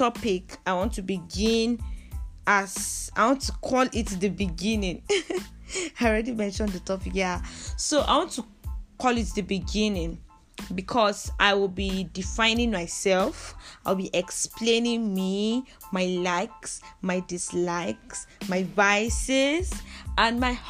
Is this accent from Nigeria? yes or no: yes; southern Kaduna State, Nigeria; also born or lived in Jos, Nigeria; So, I hail from the southern part of Kaduna State. Yes, I am a Nigerian